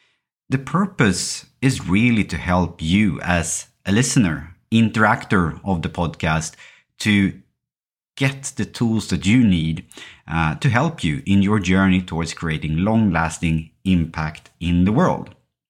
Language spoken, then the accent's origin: English; Sweden; English is a second language; I think growing up in Sweden and parts of the Western world, and living in a society where education is state-financed, where healthcare is state-financed as well, you are thought very early that you can choose and do whatever you want.